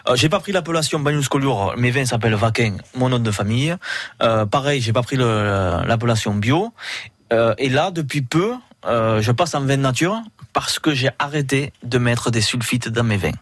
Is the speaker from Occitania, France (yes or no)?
yes; Banyuls-sur-Mer, Occitania, France; je suis de Bagnols